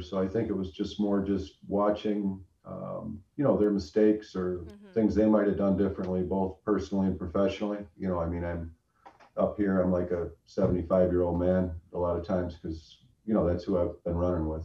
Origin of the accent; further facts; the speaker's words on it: Brighton, Ontario, Canada; I grew up here in Brighton